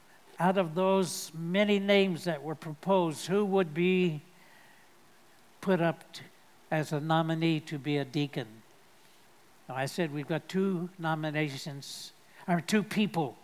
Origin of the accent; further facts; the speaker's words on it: United States; I'm speaking as an American